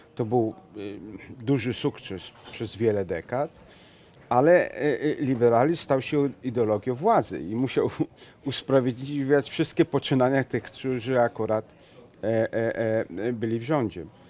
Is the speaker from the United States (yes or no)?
no; Venice, Veneto, Italy; moved away; jestem z Wenecji